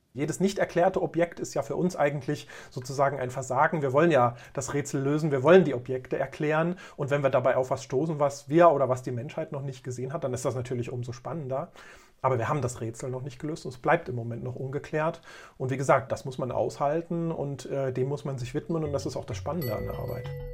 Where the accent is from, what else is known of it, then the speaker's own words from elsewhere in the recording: Germany; now in Thuringia, Germany; Ich bin sozusagen ein Kind der DDR. Ich bin also in einem anderen Land aufgewachsen